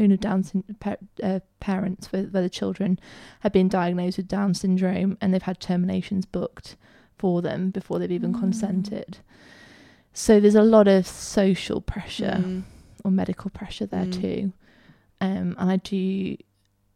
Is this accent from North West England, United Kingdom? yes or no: no; Peak District, East Midlands, United Kingdom; I grew up in the Peak District